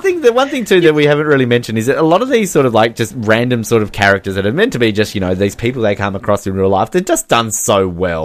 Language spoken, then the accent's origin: English; Australia; as an Australian